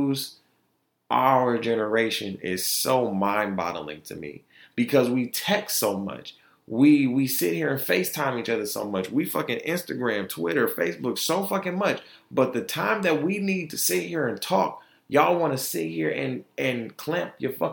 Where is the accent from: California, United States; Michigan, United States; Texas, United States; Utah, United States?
Michigan, United States; Detroit; also born or lived in Altamonte Springs, Florida; now in Grand Rapids, United States; Detroit is where I was raised, and Grand Rapids is where I am getting molded.